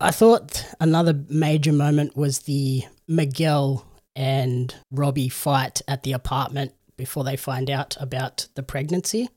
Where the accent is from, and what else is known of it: Australia